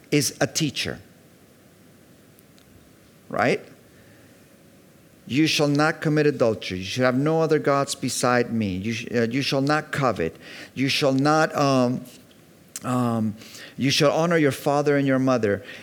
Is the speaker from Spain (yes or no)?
yes; Mallorca, Balearic Islands, Spain; also born or lived in Virginia Beach, United States; because I was raised in Mallorca and I was raised in Virginia Beach. There was always sun.